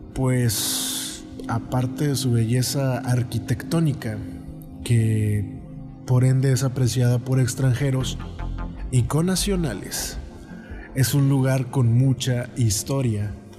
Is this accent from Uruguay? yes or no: no; Mexico; yo soy de México